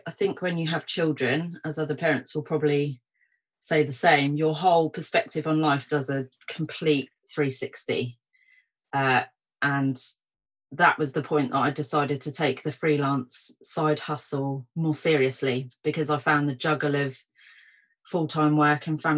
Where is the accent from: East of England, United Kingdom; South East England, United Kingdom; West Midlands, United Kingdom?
South East England, United Kingdom; Portsmouth; also born or lived in London; my hometown of Portsmouth.